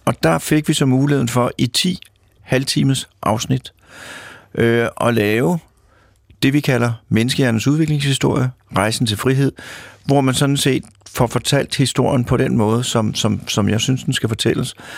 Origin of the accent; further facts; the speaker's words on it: Lyngby, Capital Region of Denmark, Denmark; moved away as an adult; also born or lived in Mørkhøj / Odense; now in Copenhagen, Denmark; jeg er født i Mørkhøj og opvokset i Lyngby